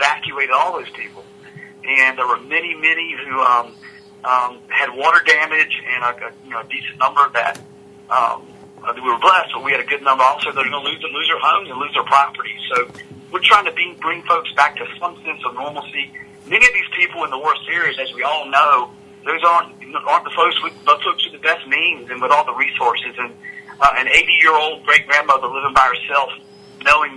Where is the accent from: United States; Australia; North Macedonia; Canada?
United States; Vanceboro, North Carolina; now in Greenville, United States; I was born and raised in Craven County, a son of Vanceburg